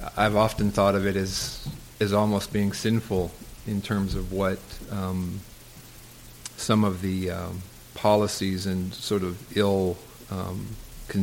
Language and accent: English; Southern California, United States; I grew up in Southern California